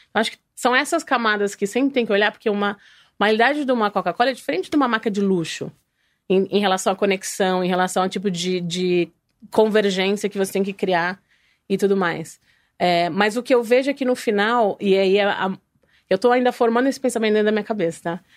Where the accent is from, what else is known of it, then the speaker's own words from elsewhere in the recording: interior of São Paulo, Brazil; moved away as an adult; also born or lived in New York / Italy; sou do interior de São Paulo